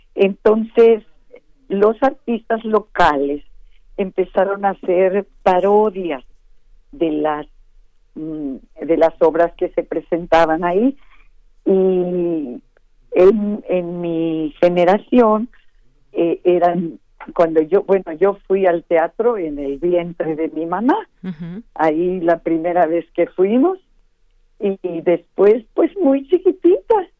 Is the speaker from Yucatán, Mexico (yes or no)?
yes; Mérida, Yucatán, Mexico; Yo nací en Mérida, Yucatán, y todos los que nacemos ahí